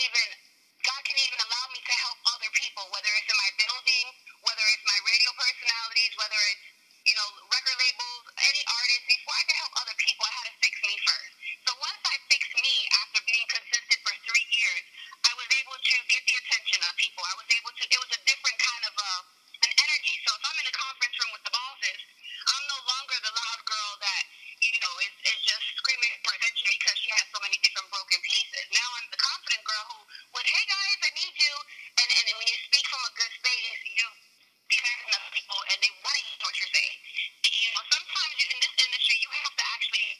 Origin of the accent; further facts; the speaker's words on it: Bridgeport, Connecticut, United States; I am originally from Bridgeport, Connecticut, born and raised.